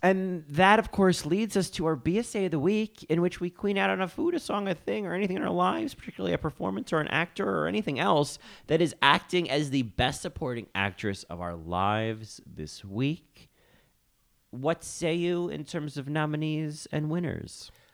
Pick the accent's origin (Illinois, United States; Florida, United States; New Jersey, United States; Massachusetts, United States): New Jersey, United States; now in New York, United States; as a Jersey native and now a New York resident